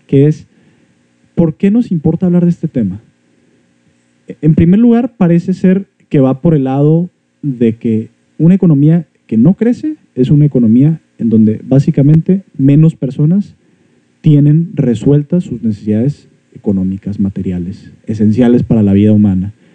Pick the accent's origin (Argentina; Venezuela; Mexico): Mexico